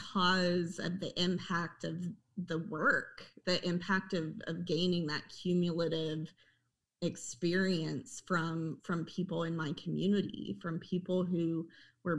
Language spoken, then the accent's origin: English; Oklahoma, United States; And I grew up in Oklahoma. I'm an Oklahoma native.